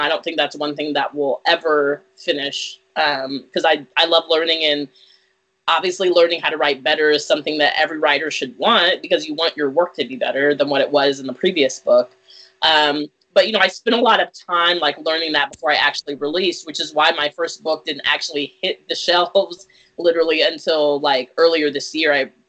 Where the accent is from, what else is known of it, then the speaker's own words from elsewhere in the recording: Virginia, United States; moved away as an adult; also born or lived in California / Texas / Germany; I was born in California, moved to Austin, Texas, then Germany, then to Abilene, Texas, then Virginia was where I spent half of middle school and all of high school